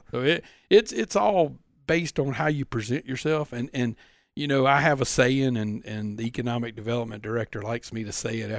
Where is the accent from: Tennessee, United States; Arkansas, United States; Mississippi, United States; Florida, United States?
Mississippi, United States; Pascagoula; Growing up, growing up in Pascagoula, let me tell you